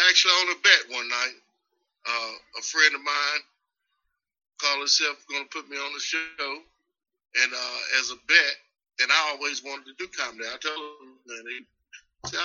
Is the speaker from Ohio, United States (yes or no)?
no; Roxboro, North Carolina, United States; I'm from a little small town outside of Durham. North, going towards Virginia, called Roxboro